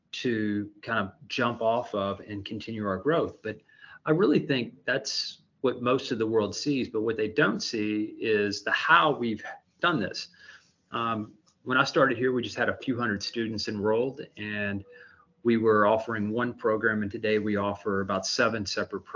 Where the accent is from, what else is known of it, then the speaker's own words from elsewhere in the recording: Louisville, Kentucky, United States; being a native Louisvillian and being recognized in my hometown